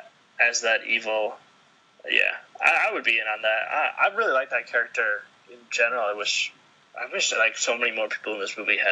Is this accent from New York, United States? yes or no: no; Wisconsin, United States; growing up in Wisconsin as a white male